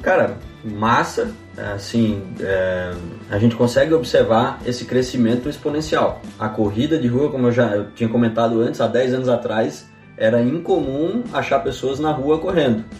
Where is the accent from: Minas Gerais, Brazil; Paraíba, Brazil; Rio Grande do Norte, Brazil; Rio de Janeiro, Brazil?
Paraíba, Brazil; Campina Grande; moved away as an adult; now in Santa Maria, Brazil; eu sou paraibano, né, cara? Lá de Campina Grande